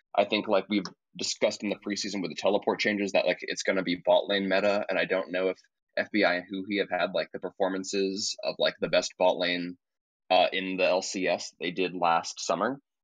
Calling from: upstate New York, United States; also born or lived in Boston; I'm calling from upstate New York.

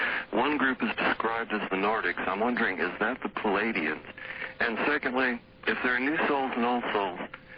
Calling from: San Antonio, Texas, United States; I'm calling from San Antonio.

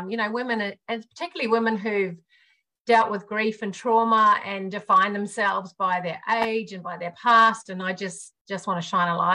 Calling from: Newcastle, New South Wales, Australia; I'm calling from a city called Newcastle on the east coast of Australia.

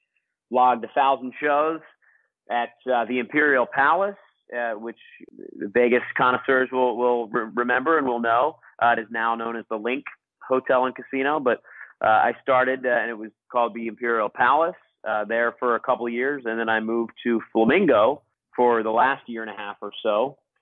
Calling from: Costa Rica; Yeah, I'm calling from Costa Rica.

